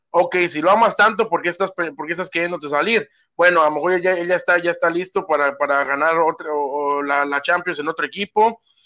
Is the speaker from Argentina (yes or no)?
no; Mexico; now in United States